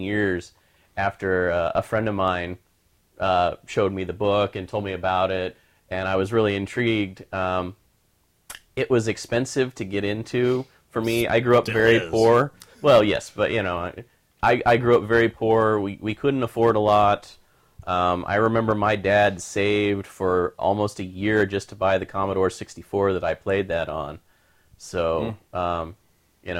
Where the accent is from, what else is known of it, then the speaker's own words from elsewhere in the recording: Kansas, United States; Todd and I grew up in the Midwest. I grew up in Kansas, you know, so smack dab in the middle of the Bible Belt.